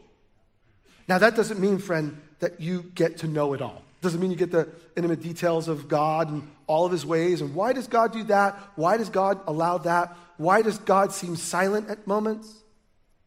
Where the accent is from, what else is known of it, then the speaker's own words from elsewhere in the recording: United States; We're American